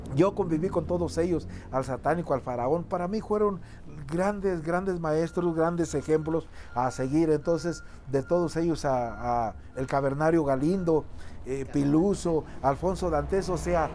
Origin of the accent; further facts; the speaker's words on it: Zacualco de Torres, Jalisco, Mexico; Yo soy de, un rancho que se llama La Caguayana, de Zacualco de Torres, Jalisco